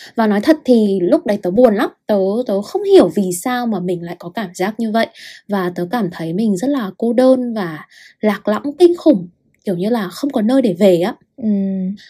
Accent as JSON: {"language": "Vietnamese", "region": "Hanoi", "country": "Vietnam", "tie": "born or raised there", "also_born_or_lived": "Russia", "moved": "as an adult", "said": "tớ sinh ra và lớn lên ở Hà Nội"}